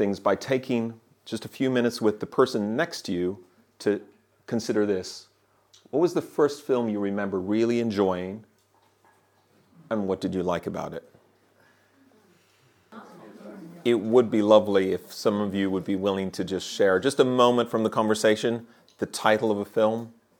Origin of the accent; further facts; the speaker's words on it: Ireland; also born or lived in Germany; now in Birmingham, United Kingdom; I grew up in Ireland and Germany, everywhere people thinking that I'm from somewhere else. And now I've been living in Birmingham for my whole adult life, and I've been there for a long time.